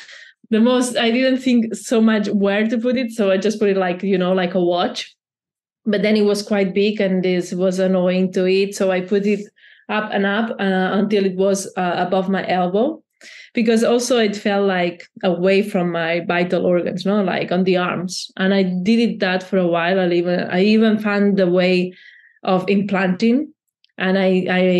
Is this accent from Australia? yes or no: no; Barcelona, Catalonia, Spain; I'm from Barcelona